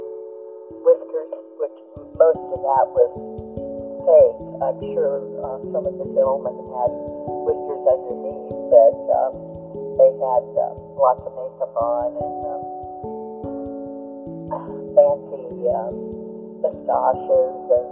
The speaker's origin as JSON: {"language": "English", "town": "Los Angeles", "region": "California", "country": "United States", "tie": "born or raised there", "also_born_or_lived": "Glendale, California", "moved": "yes", "lives_now": "West Virginia, United States", "said": "I was taken home from the hospital to a home in Hollywood. My father was born there, and so was I."}